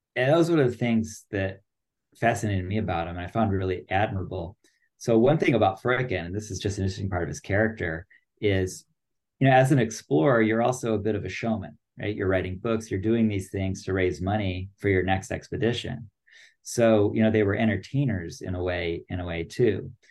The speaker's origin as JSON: {"language": "English", "country": "United States", "said": "I'm American"}